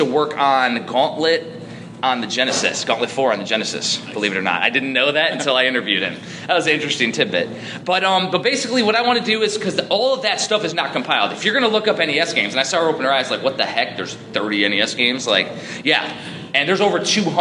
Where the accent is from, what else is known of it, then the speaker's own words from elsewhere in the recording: Chicagoland, Northwest Indiana, United States; now in Maryland, United States; I'm originally from Chicagoland, like Northwest Indiana